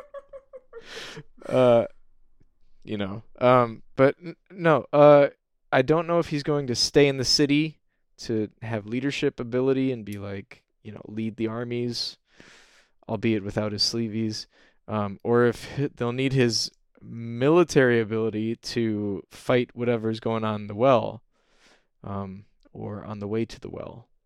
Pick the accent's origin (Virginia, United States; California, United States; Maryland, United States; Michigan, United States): Michigan, United States; I'm from Michigan and I love Michigan